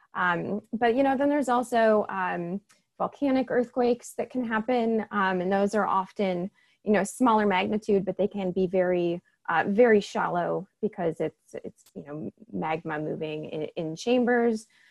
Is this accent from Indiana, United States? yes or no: no; Washington, United States; I grew up in Washington State.